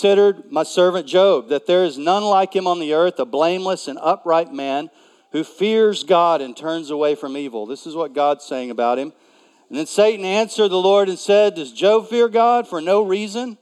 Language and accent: English; East Texas, United States; I am a Texan, and I grew up. I was a member of the Junior Simmental Association. And so, believe it or not, I've lived in cities for a long time, but I'm really from East Texas, and we had cows, and I had a herd